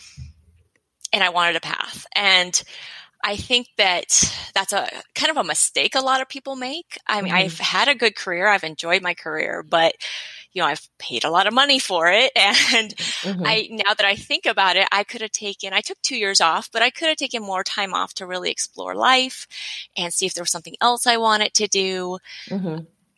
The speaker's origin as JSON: {"language": "English", "town": "Los Angeles", "region": "California", "country": "United States", "said": "I am from"}